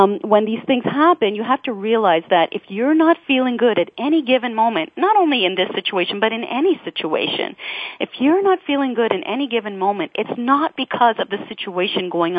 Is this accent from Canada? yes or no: yes; Toronto, Ontario, Canada; I'm from Toronto